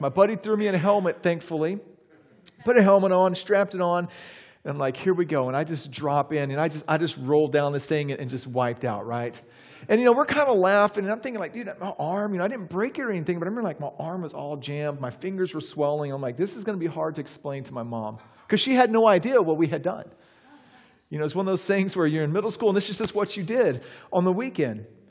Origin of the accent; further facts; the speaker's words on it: Texas, United States; also born or lived in Charlotte, North Carolina; now in Saint Augustine, United States; growing up in Texas